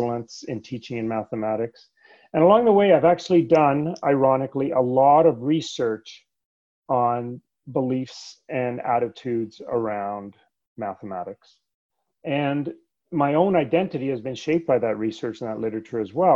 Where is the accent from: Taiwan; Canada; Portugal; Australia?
Canada; English is a second language; also born or lived in Sweden; I was born in Sweden, actually. And we moved from Sweden to Canada when I was 8 years old